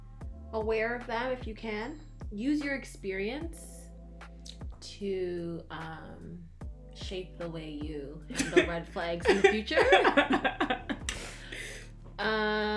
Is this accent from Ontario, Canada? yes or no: yes; Markham, Ontario, Canada; now in Oshawa, Canada; I'm from Markham